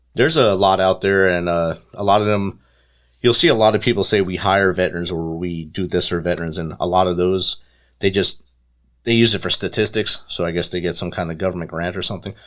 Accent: New Jersey, United States; growing up in New Jersey in the, in the city

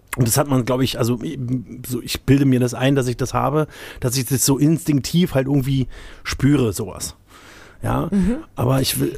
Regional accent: Berlin, Germany; als gebürtiger Berliner, ne, so auch aus, so in, aus meiner Generation

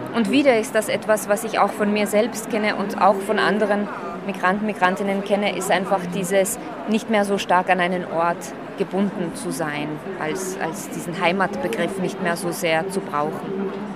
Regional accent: Slovakia; now in Austria; ich bin Slowakin, das werde ich immer bleiben

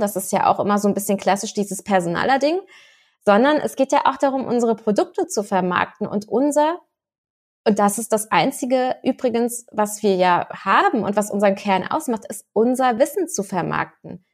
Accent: Rhineland-Palatinate, Germany; Ich als Pfälzerin

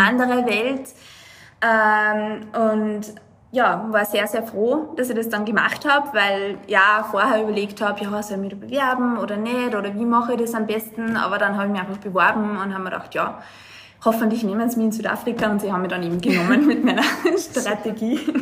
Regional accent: Lower Austria, Austria; moved away as an adult; now in Dubai, United Arab Emirates; ich bin aus Niederösterreich, äh, bin in einem ähm, ja, 6000 äh, Einwohnerort aufgewachsen

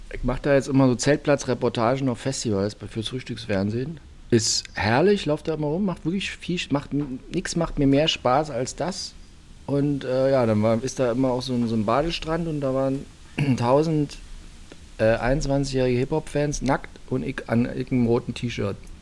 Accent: Karl-Marx-Stadt District, today Saxony, Germany; Ich bin noch nicht aus Sachsen, ich bin aus dem Bezirk Karl-Marx-Stadt

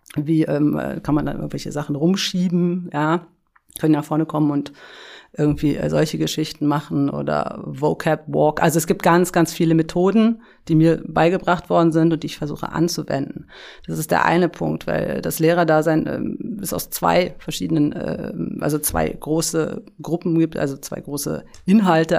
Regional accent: Berlin, Germany; ich bin in Berlin äh, aufgewachsen, in Schöneberg

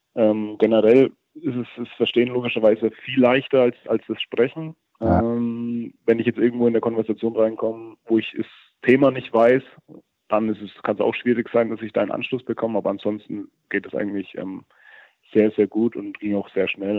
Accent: near Herzogenaurach, Franconia, Bavaria, Germany; moved away as an adult; also born or lived in Würzburg; now in Netherlands; ich bin zwar in Würzburg geboren, komme aber 60 Kilometer davon weg davon, äh, in Richtung Herzogenaurach

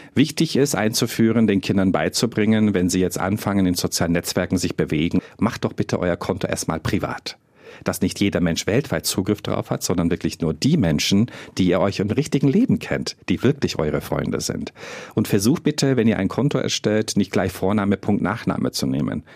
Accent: Germany; bei uns in Deutschland

